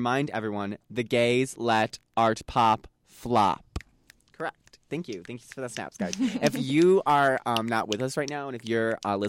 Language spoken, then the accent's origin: English; Chicago, Illinois, United States; We're from Chicago.